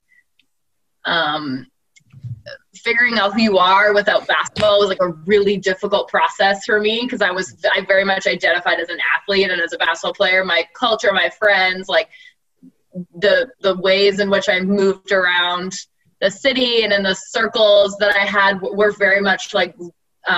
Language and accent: English; Halifax, Nova Scotia, Canada; moved away as an adult; now in Toronto, Canada; I was born and raised in Halifax, Nova Scotia. I moved to Toronto like right when I graduated university